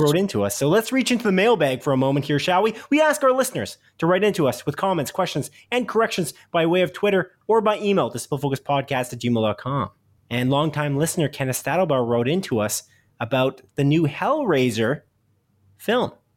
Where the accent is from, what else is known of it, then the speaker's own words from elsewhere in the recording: Canada; a small town outside of Guelph in Canada, 'cause we're Canadian